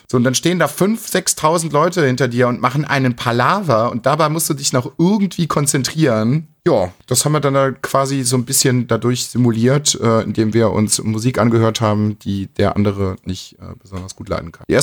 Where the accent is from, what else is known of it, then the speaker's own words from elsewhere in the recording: Coburg, Bavaria, Germany; bei uns in Coburg